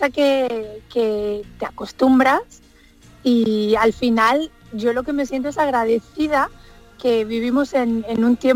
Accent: Andalusia, Spain; yo ya voy aterrizando por el aeropuerto de Málaga, veo mi tierra, me encanta ver los pueblecitos blancos

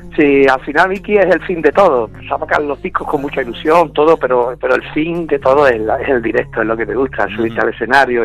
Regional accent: Málaga, Andalusia, Spain; moved away; por fin me voy a llegar a mi tierra

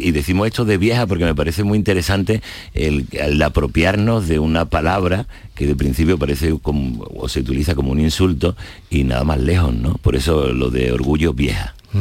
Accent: Jerez de la Frontera, Andalusia, Spain; Yo soy de Jerez

